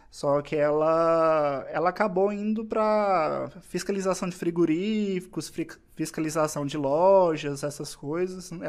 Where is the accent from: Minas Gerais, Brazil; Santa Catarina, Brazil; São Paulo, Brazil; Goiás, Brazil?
Goiás, Brazil; Goiânia; Eu sou de Goiânia.